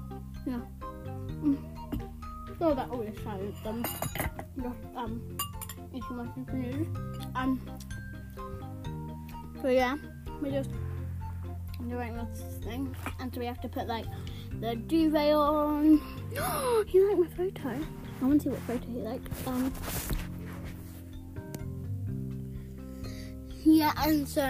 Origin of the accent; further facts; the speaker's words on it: England, United Kingdom; we're English